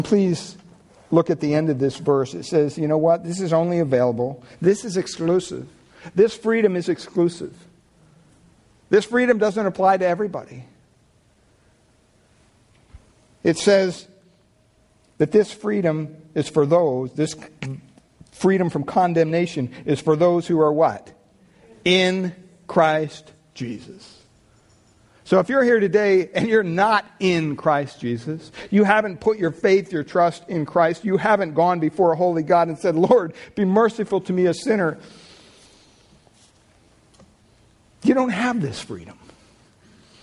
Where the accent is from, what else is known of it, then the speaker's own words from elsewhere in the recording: Pennsylvania, United States; now in Redwood City, United States; growing up in Pennsylvania